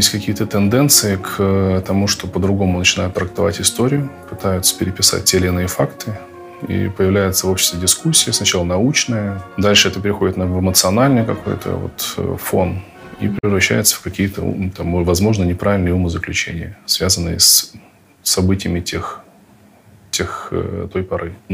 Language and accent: Russian; Kalmykia, Russia; Ну, как калмык негативно.